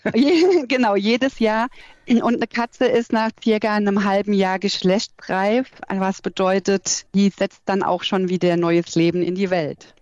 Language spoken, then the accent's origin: German; Nack, Rhineland-Palatinate, Germany; also born or lived in Alzey; bin ich in Alzey nur geboren und groß geworden bin ich in Nack, das ist so zehn Kilometer von Alzey entfernt.